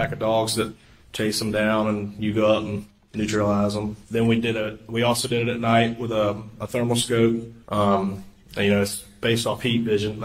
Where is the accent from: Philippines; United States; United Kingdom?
United States; Columbia, South Carolina; moved away as an adult; now in Charleston, United States; I grew up in Columbia, South Carolina